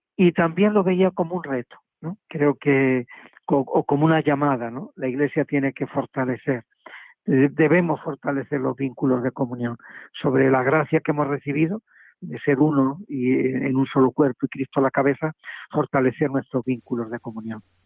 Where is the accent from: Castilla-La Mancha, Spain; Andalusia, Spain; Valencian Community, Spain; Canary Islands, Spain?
Castilla-La Mancha, Spain; Madridejos; also born or lived in Córdoba / Seville; now in Huelva, Spain; mi pueblo natal, de Madridejos, en Toledo